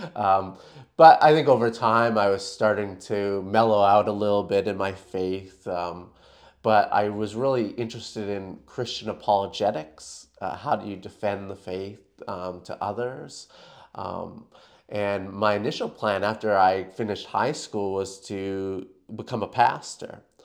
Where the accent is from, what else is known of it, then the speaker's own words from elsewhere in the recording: Canada; moved away as an adult; now in Perth, Australia; I'm actually from Canada, um, where I was born and raised.